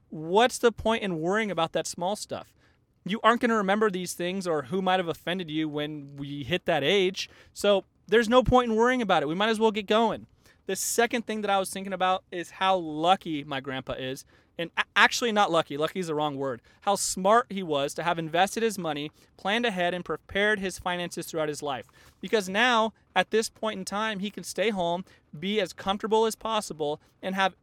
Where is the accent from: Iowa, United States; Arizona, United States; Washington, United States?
Arizona, United States; Tucson; moved away as an adult; now in Northern California, United States; I spent like 18 or 20 years of my life growing up in Tucson